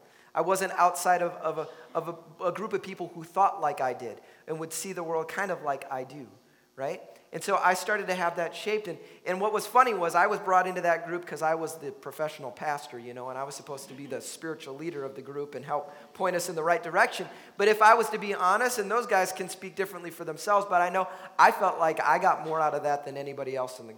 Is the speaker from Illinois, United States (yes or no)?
yes; Chicago, Illinois, United States; now in Minnesota, United States; I grew up in Chicago, so there was plenty of diversity around me in my life